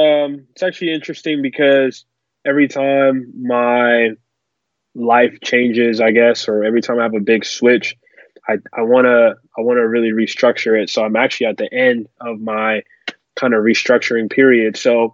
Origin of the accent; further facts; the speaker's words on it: Silver Spring, Maryland, United States; I'm from Silver Spring, Maryland, 20 minutes outside of Washington, D.C.